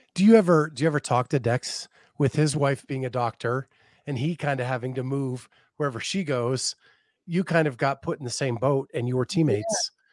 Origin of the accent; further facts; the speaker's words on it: Northeast, United States; moved away as an adult; also born or lived in Tallahassee, Florida; growing up in the Northeast